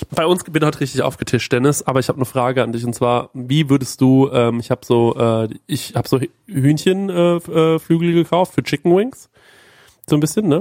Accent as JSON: {"language": "German", "region": "Bavaria", "country": "Germany", "said": "Bei uns in Bayern"}